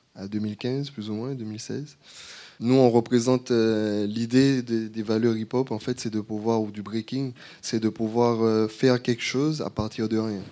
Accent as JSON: {"language": "French", "country": "Martinique", "moved": "yes", "said": "je suis martiniquais, je suis rentré il n'y a pas longtemps"}